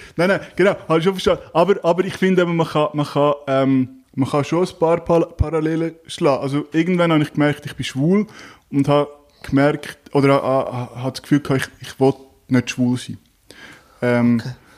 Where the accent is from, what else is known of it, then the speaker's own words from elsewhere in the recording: Zug, Switzerland; moved away; ich bin ursprünglich aus Zug, äh, im Zug aufgewachsen